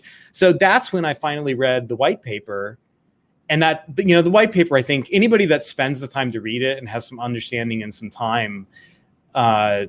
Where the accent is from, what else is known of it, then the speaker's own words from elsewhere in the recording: Scottsdale, Arizona, United States; I grew up in Scottsdale, Arizona, so there's a Mayo Clinic out there